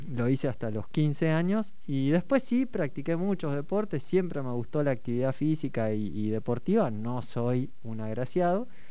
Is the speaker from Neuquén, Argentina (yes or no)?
yes; Neuquén, Argentina; yo soy nacido en Neuquén Capital, bisnieto de neuquinos de Neuquén Capital